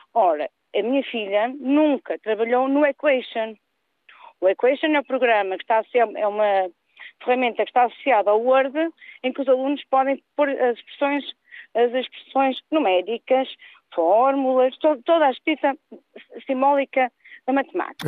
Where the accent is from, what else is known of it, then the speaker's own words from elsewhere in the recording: Norte, Portugal; moved away as an adult; now in Lisbon, Portugal; Eu também faço parte dos muitos mil pessoas que sou da Zona Norte, mas tive que migrar para Sul